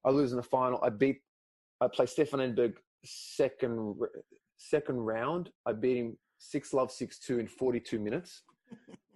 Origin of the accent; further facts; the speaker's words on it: Melbourne, Victoria, Australia; first language Greek; English is a second language; in Melbourne, my hometown